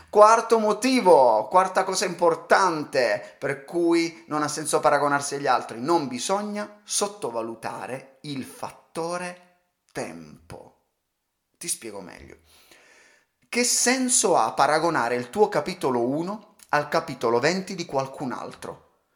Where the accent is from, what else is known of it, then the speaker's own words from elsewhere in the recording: Calabria, Italy; sono calabrese